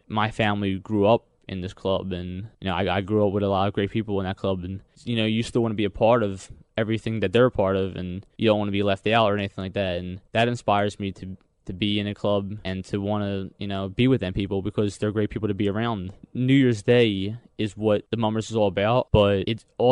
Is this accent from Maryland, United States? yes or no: no; Philadelphia, Pennsylvania, United States; I grew up in Northeast Philadelphia for the first 6 years of my life. I moved to South Philadelphia in second grade, I was 7 years old